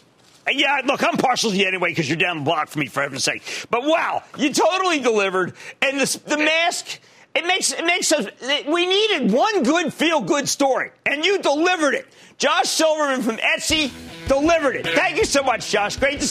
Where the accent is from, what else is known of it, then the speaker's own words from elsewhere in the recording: New Jersey, United States; I need to go to Tom in my home state of New Jersey.